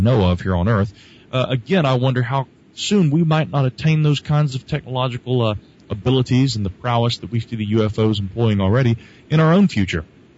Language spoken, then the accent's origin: English; Asheville, North Carolina, United States